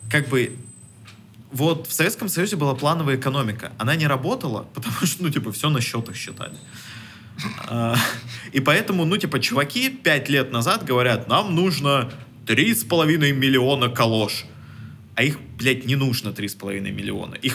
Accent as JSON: {"language": "Russian", "country": "Russia", "tie": "born there", "said": "Ну, вот что вот мы такие, да, мы, вы, мы родились в России."}